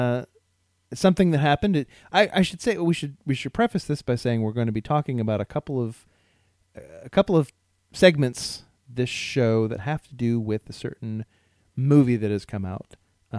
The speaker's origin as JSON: {"language": "English", "town": "Columbus", "region": "Ohio", "country": "United States", "tie": "born or raised there", "moved": "as an adult", "lives_now": "Seattle, United States", "said": "I grew up in Columbus, Ohio, and lived there about 30 years"}